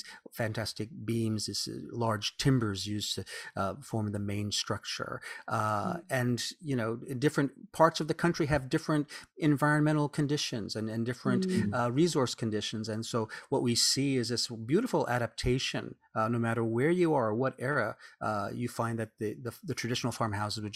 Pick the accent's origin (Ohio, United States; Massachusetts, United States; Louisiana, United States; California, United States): Louisiana, United States; New Orleans; moved away as an adult; now in Japan; I'm American from New Orleans in Louisiana in the South